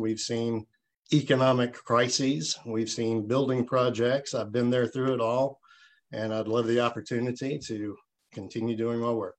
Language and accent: English; Smithville, United States; I loved growing up in Smithville